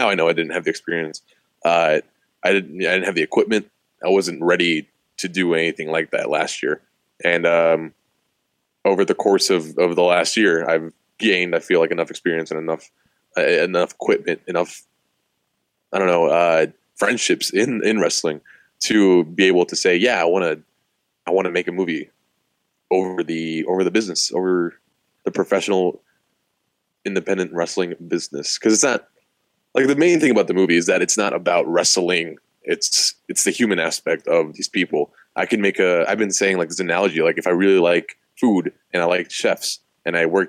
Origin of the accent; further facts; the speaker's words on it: Austin, Texas, United States; I'm 25. I'm from Austin.